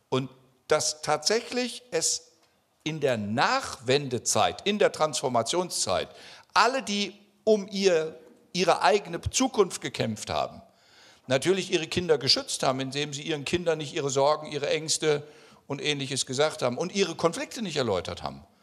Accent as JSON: {"language": "German", "region": "West Germany", "country": "Germany", "said": "Also, weil ich bin Westdeutscher und habe sozusagen gelernt zuzuhören."}